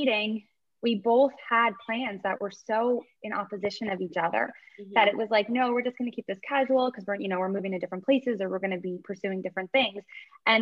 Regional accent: New Jersey, United States; also born or lived in outside Toronto, Canada; now in Canada; I'm from New Jersey

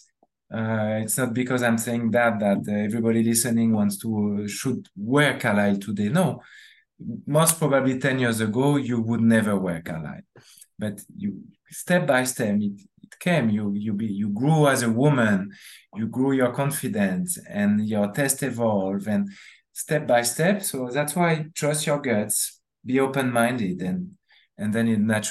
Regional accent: France; accent: French; English is a second language; That's my French accent.

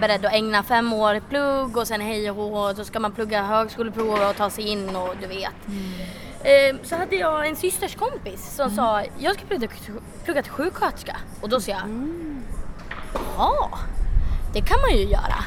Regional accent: Sweden; vi är ju svenskar

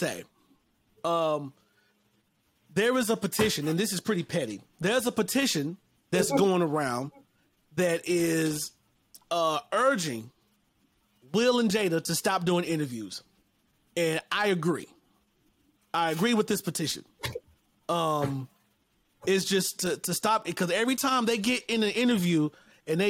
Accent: North Carolina, United States; I'm from North Carolina

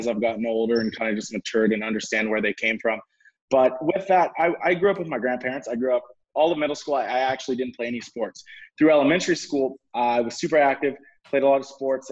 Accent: California, United States; moved away as an adult; now in Scottsdale, United States; I'm actually from California though. I moved to Arizona for college

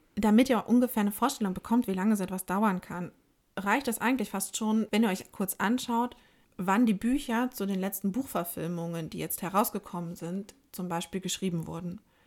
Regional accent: Germany; bei uns in Deutschland

